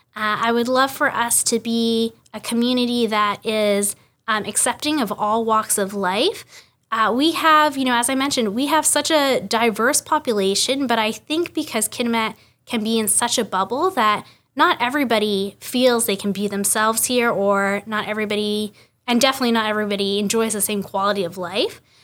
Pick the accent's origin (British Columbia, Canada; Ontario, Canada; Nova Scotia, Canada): British Columbia, Canada; Kitimat; I'm born and raised in Kitimat